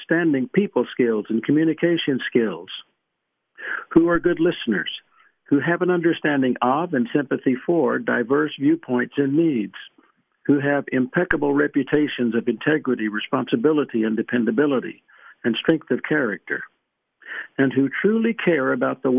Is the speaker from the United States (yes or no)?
yes; East Texas, United States; I grew up in East Texas